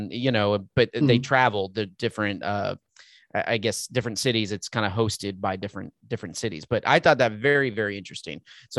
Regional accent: Texas, United States; also born or lived in California / Anchorage, Alaska; I was born in California, but bounced around because my father was working in the oil industry. So, you know, we moved quite a bit. And, you know, I lived in Anchorage, Alaska before moving to Texas. I was young, but most of my life has been here in Texas.

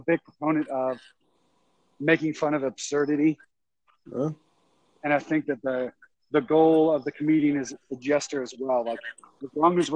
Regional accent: Lafayette, Louisiana, United States; moved away; I'm originally from Louisiana, Lafayette, Louisiana

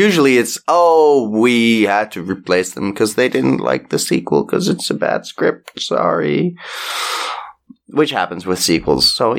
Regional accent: United States; accent: American; I just speak American.

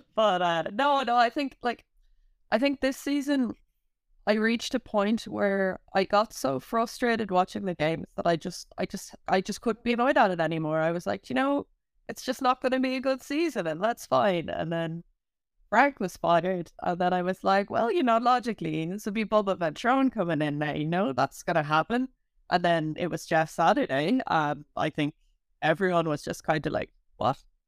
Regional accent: Ireland; growing up in Ireland

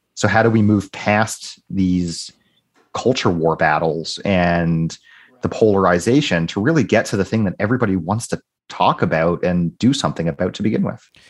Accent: United States; now in Canada; in Canada and the United States where I grew up

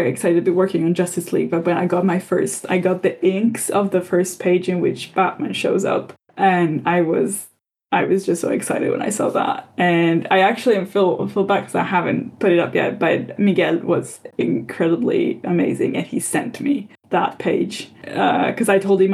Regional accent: Italy; growing up in Italy

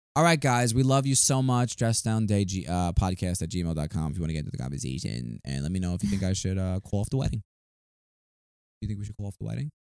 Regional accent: New York, United States; moved away; we're from New York

